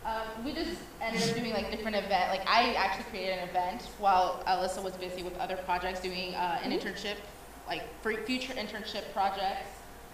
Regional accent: Columbus, United States; I am from Columbus.

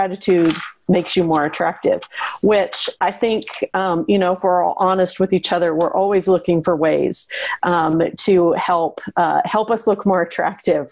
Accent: Western Nebraska, United States; when I was a girl growing up in Western Nebraska

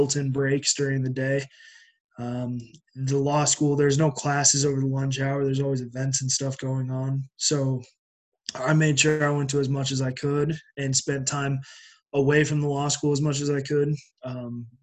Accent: Greeley, Colorado, United States; moved away; I'm originally from Greeley, Colorado.

